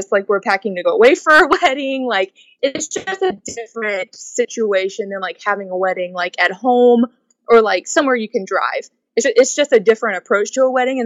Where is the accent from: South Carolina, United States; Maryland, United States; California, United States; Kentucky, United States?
South Carolina, United States; Charleston; we're from the Charleston, South Carolina area